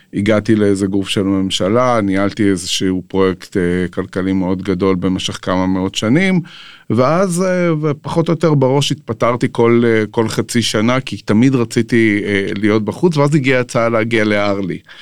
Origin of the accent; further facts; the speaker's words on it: Jerusalem, Jerusalem District, Israel; אני גדלתי בירושלים, נולדתי בירושלים, גדלתי בירושלים